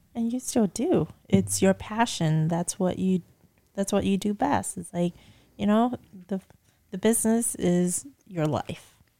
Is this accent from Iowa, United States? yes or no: no; Falls Church, Virginia, United States; moved away as an adult; also born or lived in Bay Area, California; I was born and raised in Falls Church, Virginia.